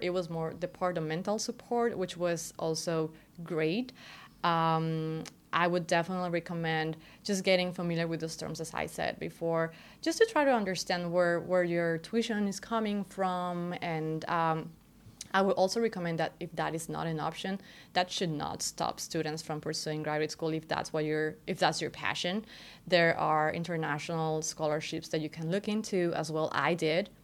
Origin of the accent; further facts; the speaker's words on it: Querétaro, Mexico; moved away as an adult; now in United States; I was born and raised in Querétaro, Mexico